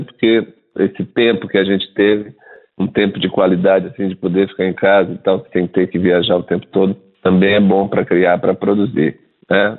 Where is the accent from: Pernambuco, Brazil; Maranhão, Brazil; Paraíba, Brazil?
Maranhão, Brazil; São Luís; now in São Paulo, Brazil; E eu nasci em São Luís do Maranhão, estou aqui radicado em São Paulo há 30 anos.